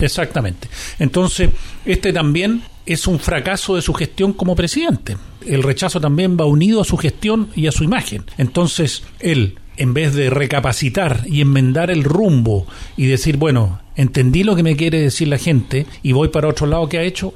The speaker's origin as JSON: {"language": "Spanish", "country": "Chile", "said": "somos todos chilenos"}